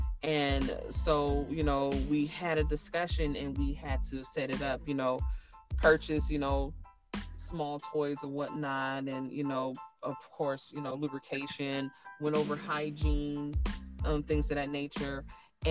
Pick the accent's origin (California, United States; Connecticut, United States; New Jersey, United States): California, United States; Inglewood; I'm from Cali, I'm from Inglewood